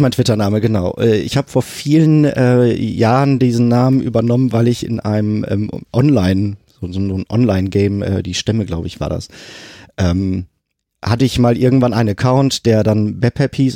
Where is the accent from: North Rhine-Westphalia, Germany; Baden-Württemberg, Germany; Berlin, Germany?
North Rhine-Westphalia, Germany; Sprockhövel; moved away as an adult; now in Hamburg, Germany; Da, äh, da bin ich aufgewachsen und groß geworden